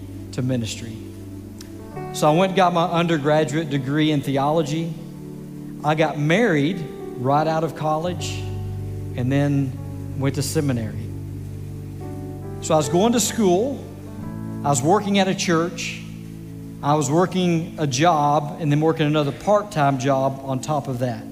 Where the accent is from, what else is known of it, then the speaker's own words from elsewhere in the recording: Grand Prairie, Texas, United States; I'm actually a native Texan, born and raised in Grand Prairie, Texas